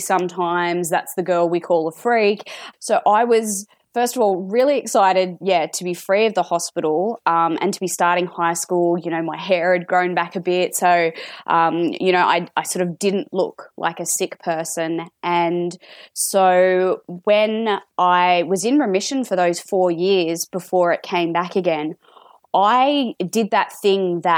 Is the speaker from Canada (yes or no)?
no; Sydney, New South Wales, Australia; I'm in Sydney, and more specifically, I am from the Sutherland Shire, born and bred.